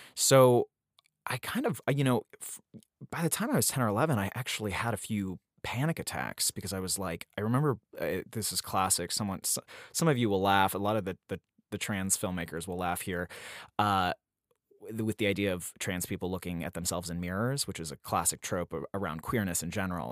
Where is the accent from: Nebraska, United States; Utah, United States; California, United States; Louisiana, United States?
Utah, United States; Salt Lake City; moved away; also born or lived in upstate New York; I was born in Salt Lake City, Utah in the early nineties